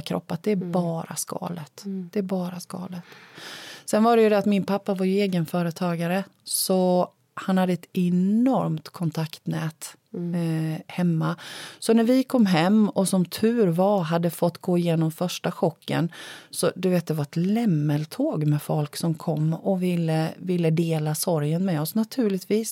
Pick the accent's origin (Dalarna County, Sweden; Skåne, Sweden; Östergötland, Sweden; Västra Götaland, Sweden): Östergötland, Sweden; Lake Sommen; moved away; also born or lived in Blekinge; ett hus vid sjön Sommen, för det är där jag är född